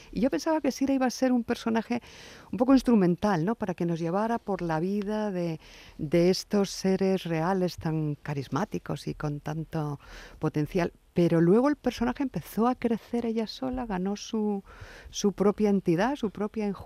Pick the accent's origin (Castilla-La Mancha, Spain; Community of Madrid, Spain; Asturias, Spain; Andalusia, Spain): Castilla-La Mancha, Spain; Puertollano; de Puerto Llano. De Puerto Llano. paisana, sí, sí.